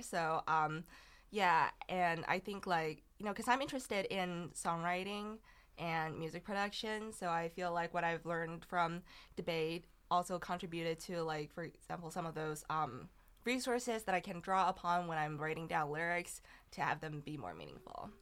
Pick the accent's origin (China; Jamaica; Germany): China; English is a second language; moved away; I'm from China